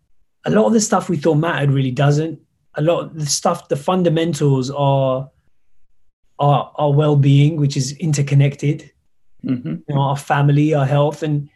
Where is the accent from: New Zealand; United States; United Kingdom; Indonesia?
United Kingdom; I am British, and so the feeling of suddenly realizing whether you're welcome here or you belong in a certain place